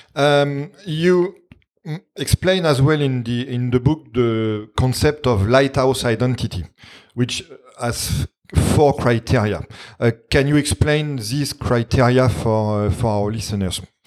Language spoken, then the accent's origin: English; France; accent: French; English is a second language; my French accent